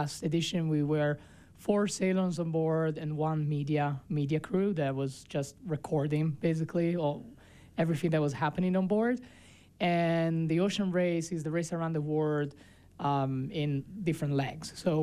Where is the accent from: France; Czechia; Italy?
Italy; now in Park City, United States; my hometown in Italy